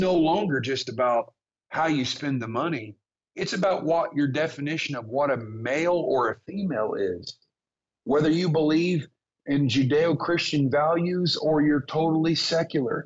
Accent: United States; I'm an American

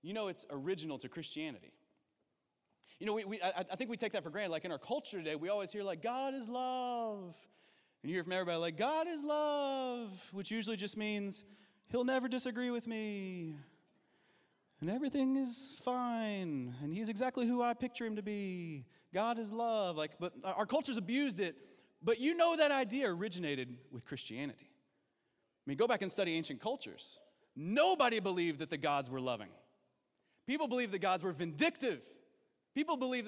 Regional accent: Kentucky, United States; I'm from Kentucky

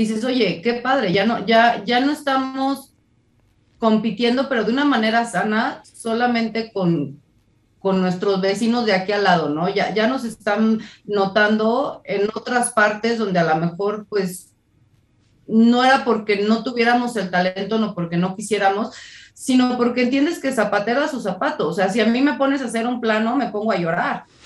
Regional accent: Guadalajara, Jalisco, Mexico; now in Mexico City, Mexico; en Guadalajara, que es mi ciudad natal. Ahora vivo en la Ciudad de México.

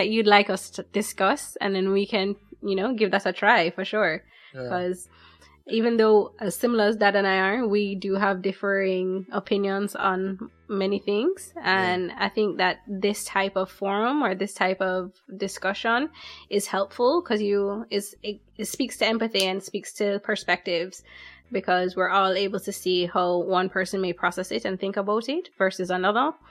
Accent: Jamaica; also born or lived in United States; even though we are Jamaican, I spent a lot of my time in the US, so I experienced a lot of different things from that.

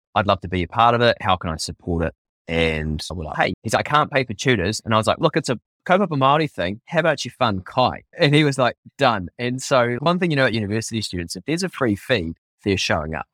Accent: New Zealand; as a Māori

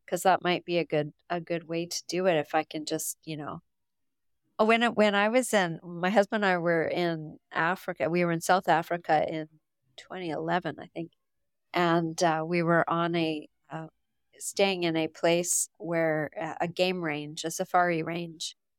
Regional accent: Canada; I'm from Canada

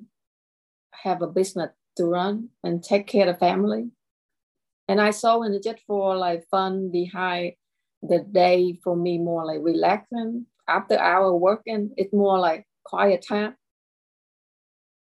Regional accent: Lexington, South Carolina, United States; my hometown is Lexington, South Carolina, and I create and I live here

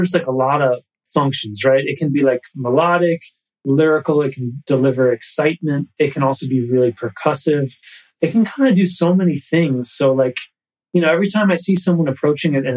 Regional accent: New York City, New York, United States; also born or lived in Katonah, New York; I was born in New York City and lived in the city till I was, you know, I went to middle school in a town just about an hour north of here called Katona

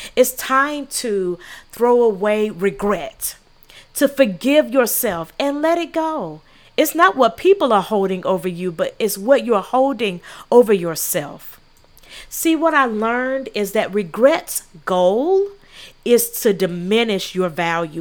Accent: South Carolina, United States; I'm from South Carolina

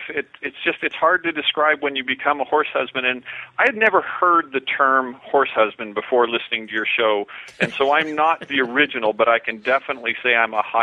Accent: Oregon, United States; I am from Southern

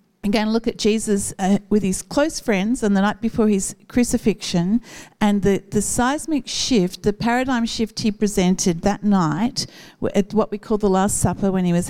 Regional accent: Newcastle, New South Wales, Australia; When I was a child, I grew up in Northlampton and my grandparents lived in Waratah

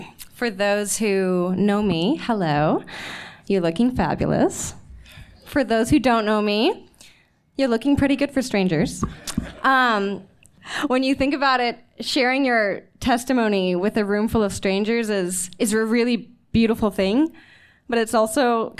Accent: Missouri, United States; also born or lived in Texas; I was born in Texas. I grew up in Missouri with my parents

